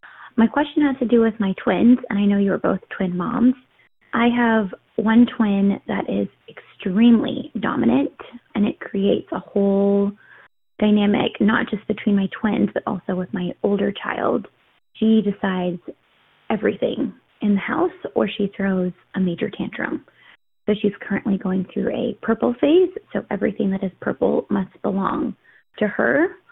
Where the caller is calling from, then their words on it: Dunwoody, Georgia, United States; I'm calling from Dunwoody, Georgia.